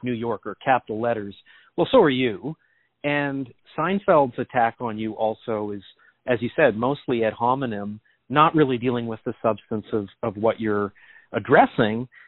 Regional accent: Canada; moved away as an adult; now in New York City, United States; as a Canadian

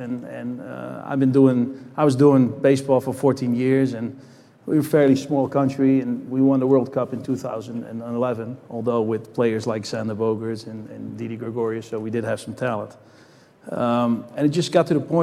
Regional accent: Netherlands; moved away as an adult; I grew up in the Netherlands, so I didn't come here until I was 19 years old.

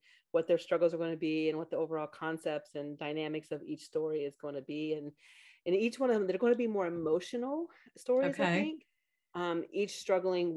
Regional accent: Beaver, Ohio, United States; I grew up in a small village called Beaver, Ohio

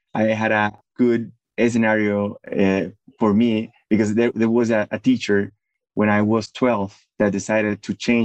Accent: Medellín, Antioquia, Colombia; I grew up in Medellin, in Colombia

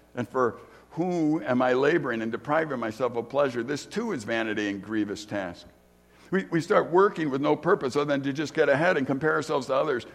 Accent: Chicago, Illinois, United States; I grew up in Chicago

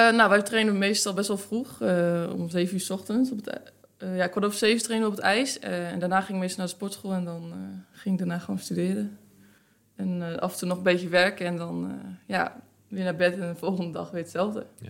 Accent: Netherlands; Nederland is toch waar ik vandaan kom

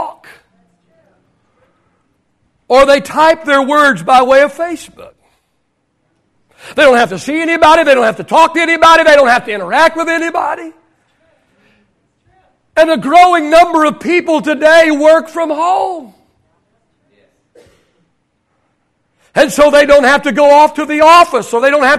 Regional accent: Oklahoma, United States; I grew up in Oklahoma.

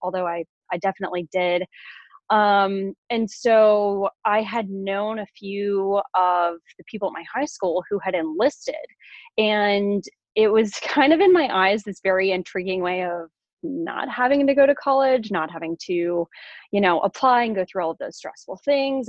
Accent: Sugar Land, Texas, United States; moved away as an adult; now in Virginia, United States; I grew up in Sugar Land, Texas

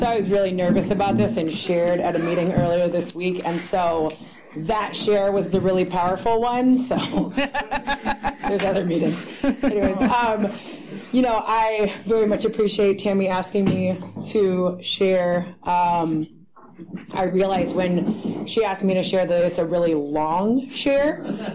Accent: Berkeley, California, United States; I grew up in this area. I grew up in Berkeley

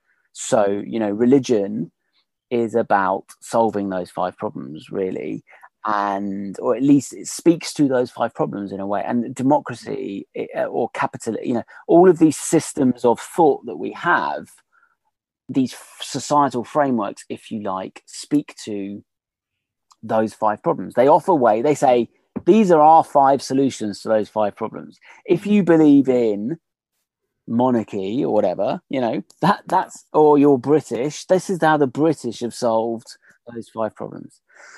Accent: Australia; Well, we as in the Australians, rather.

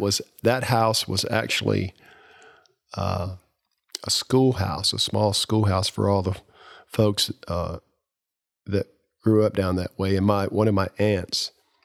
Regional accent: Kings Mountain, North Carolina, United States; I grew up in Cleveland County, which is about 30 miles from Charlotte here, in a small little town that is still a quaint, small, little town

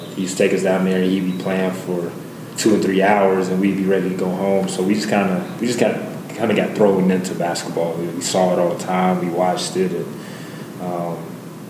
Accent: Radford, Virginia, United States; moved away as an adult; now in Florida, United States; I grew up in Radford, Virginia, small town

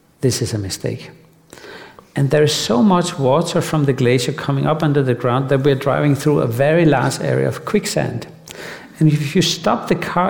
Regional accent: Denmark; I grew up in Denmark

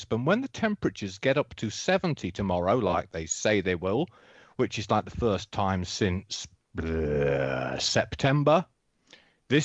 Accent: England, United Kingdom; accent: English

